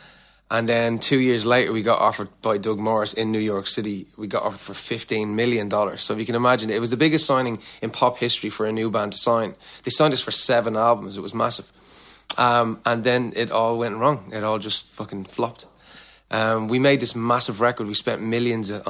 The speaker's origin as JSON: {"language": "English", "country": "Ireland", "also_born_or_lived": "Orlando / Los Angeles", "moved": "as an adult", "said": "I'm Irish"}